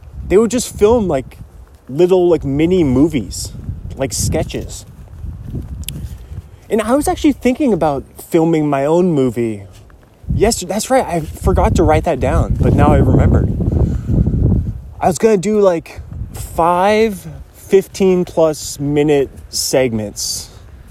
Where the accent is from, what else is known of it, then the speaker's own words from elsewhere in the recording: Kirkland, Washington, United States; I was born in 1993, Kirkland, Washington